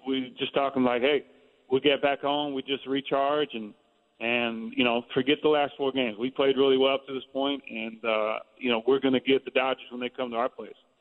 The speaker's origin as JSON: {"language": "English", "area": "Bay Area", "region": "California", "country": "United States", "tie": "born or raised there", "said": "play in the Bay Area because I had grown up there"}